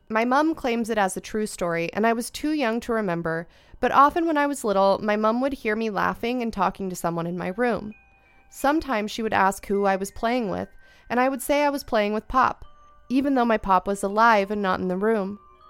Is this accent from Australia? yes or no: yes; Australia; When I was in high school, maybe 5 or 6 years ago in year 11 or 12, I'm Australian, so final 2 years of school.